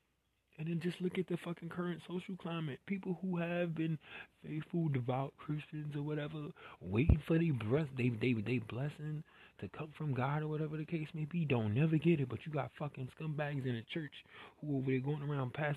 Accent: New York City, New York, United States; I'm from New York City, and was there when that happened

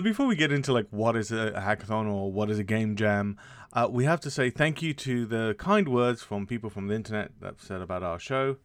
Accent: United Kingdom; as a British person

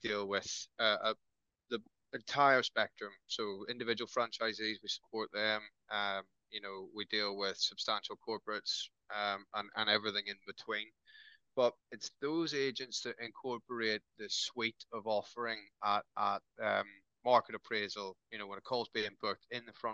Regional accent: Northern Ireland, United Kingdom; now in Newcastle, United Kingdom; I am Irish by heritage, but I've lived in Newcastle longer than I lived in Northern Ireland

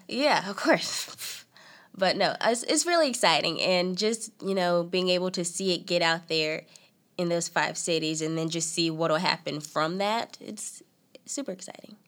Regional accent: Selma, North Carolina, United States; also born or lived in Raleigh, North Carolina / Clayton, North Carolina; I was born in Raleigh. Been in Raleigh all my life. Basically, I moved to Selma, North Carolina, when I was about three or four

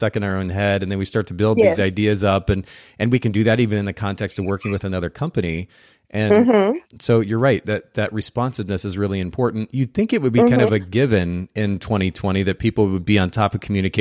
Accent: Chattanooga, Tennessee, United States; in my hometown

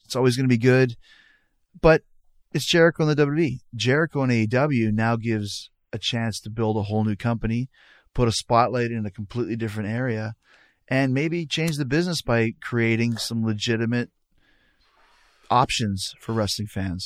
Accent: Winnipeg, Manitoba, Canada; I grew up in Winnipeg where you're never cold

